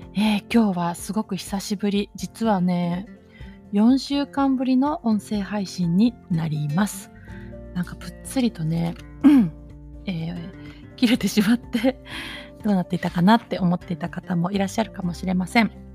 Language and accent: Japanese; Japan; moved away as an adult; now in New York, United States; 日本で行ったうちの実家